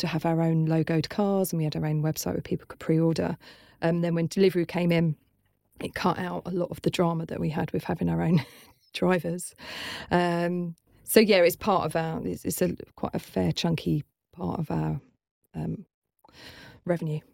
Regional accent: London, United Kingdom; moved away as an adult; now in Brighton, United Kingdom; I'm originally from London, but we couldn't afford to be in London

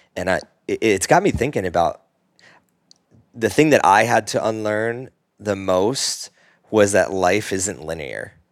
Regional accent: Northeast, United States; I grew up in the Northeast, very sports heavy culture

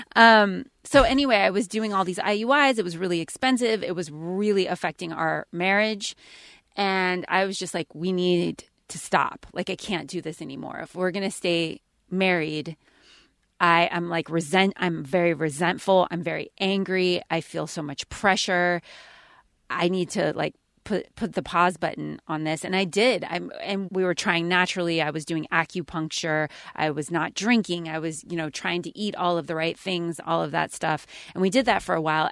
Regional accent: California, United States; I grew up in California

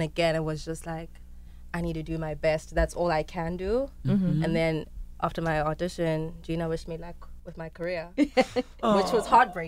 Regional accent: South Africa; And I was shocked because I am South African. This is a story that happened in Africa, and I'd never, ever, ever, ever, ever heard of it.

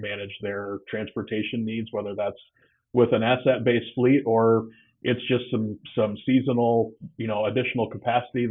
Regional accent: just outside Iowa City, eastern Iowa, United States; also born or lived in Cedar Falls, Iowa; So I'm an Iowa kid, born and raised. I grew up over in the eastern part of the state, just outside of Iowa City

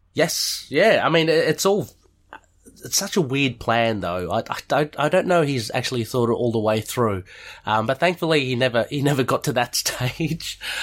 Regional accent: Australia; being an Aussie

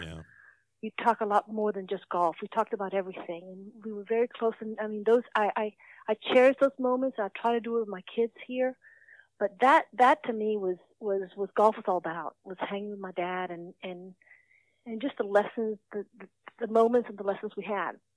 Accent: Santo Domingo, Dominican Republic; moved away as an adult; now in United States; Santo Domingo, which is where I grew up

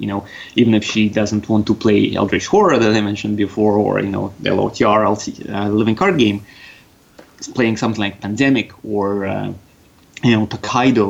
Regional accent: Russia; accent: Russian; also born or lived in Canada; I do have a bit of a Russian there

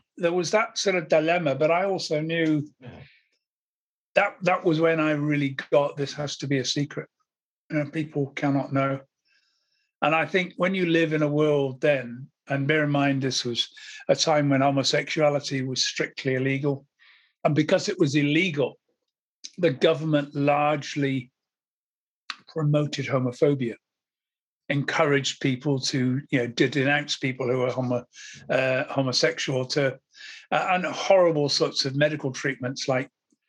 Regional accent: Wiltshire, South West England, United Kingdom; also born or lived in Somerset; we moved to from Somerset to Wiltshire

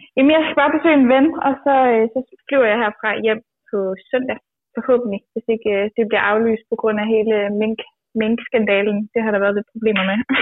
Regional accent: Djursland, Central Denmark Region, Denmark; jeg kommer fra landet og fra Djursland

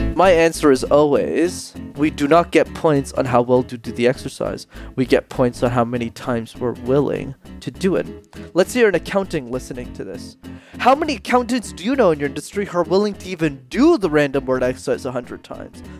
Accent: Montreal, Quebec, Canada; I grew up in Montreal, which is a city in Canada where you need to know how to speak French.

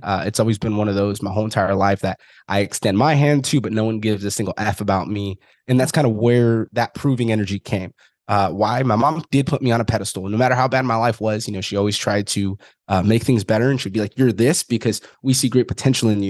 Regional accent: Fresno, California, United States; originally, I'm from Fresno, California.

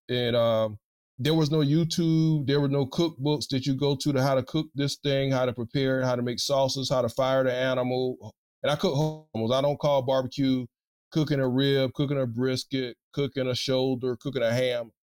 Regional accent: South Carolina, United States; now in Louisiana, United States

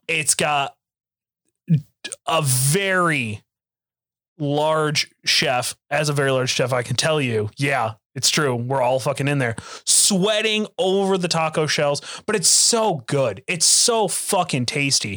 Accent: Oklahoma, United States; I'm from Oklahoma

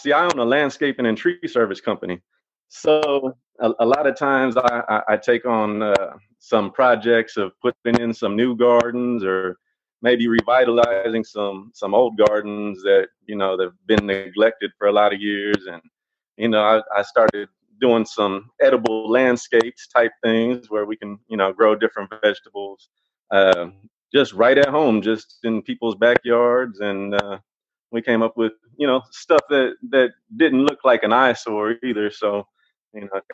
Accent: Austin, Texas, United States; moved away as an adult; also born or lived in Round Rock, Texas; now in Hutto, United States; I'm from Austin, Texas

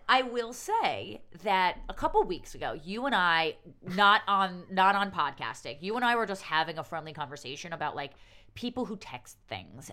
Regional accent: New York City, New York, United States; as a New Yorker

